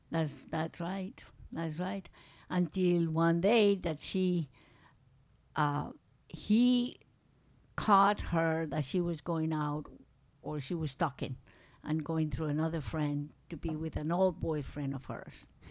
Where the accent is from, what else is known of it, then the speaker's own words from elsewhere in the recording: Medellín, Antioquia, Colombia; English is a second language; moved away as an adult; also born or lived in San Félix, Colombia / Manizales, Colombia / New York, United States / Alaska, United States; now in United States; from that little town that I was born, we went back to Manizales, and I was in Manizales until I was, um, like in fifth grade, fourth grade. Then we went to Medellin